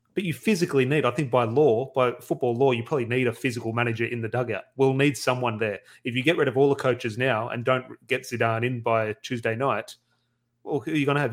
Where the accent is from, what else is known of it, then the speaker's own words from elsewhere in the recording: Australia; Australian Man United fans on the other side of the world